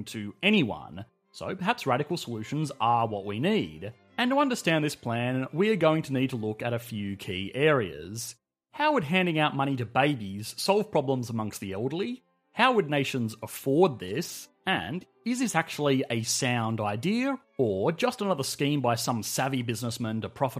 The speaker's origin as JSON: {"language": "English", "country": "Australia", "said": "I am Australian, and multi-generational housing is quite rare here"}